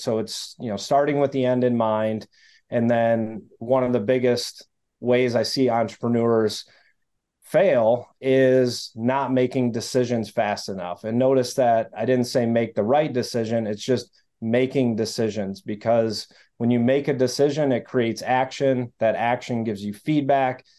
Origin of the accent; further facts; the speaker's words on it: Detroit, Michigan, United States; I grew up in the Detroit area